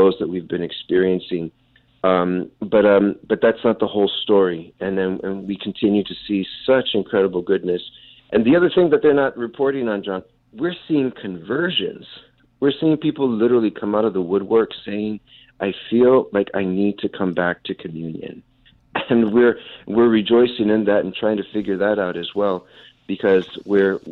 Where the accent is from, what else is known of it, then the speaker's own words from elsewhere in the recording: South Texas, United States; now in New York City, United States; I'm originally from South Texas.